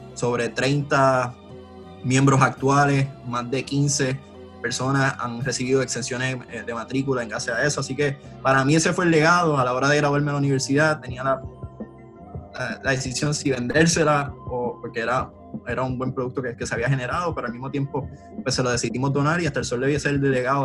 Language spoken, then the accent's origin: Spanish; Aguadilla, Puerto Rico; also born or lived in Vega Baja, Puerto Rico; soy, soy, natural de Aguadilla, estuve en Aguadilla hasta los 12, 11 años